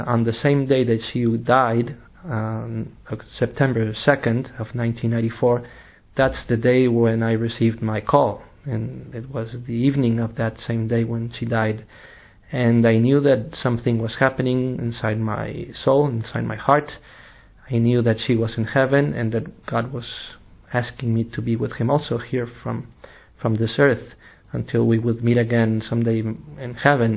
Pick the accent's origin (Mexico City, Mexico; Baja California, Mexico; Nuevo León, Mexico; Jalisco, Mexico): Baja California, Mexico; Tijuana; first language English and Spanish; also born or lived in Rome; now in London, United Kingdom; I am originally from Mexico, from the city of Tijuana. I was born in a bicultural area along the border between Mexico and the United States